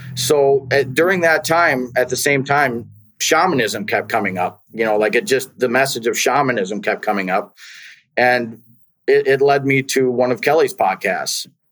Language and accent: English; Wisconsin, United States; I grew up in Wisconsin